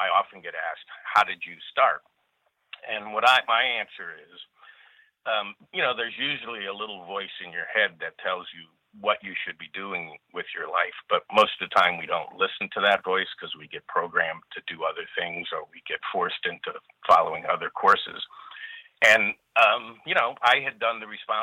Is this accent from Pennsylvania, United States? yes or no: no; Los Angeles, California, United States; also born or lived in Chicago, Illinois; I grew up in California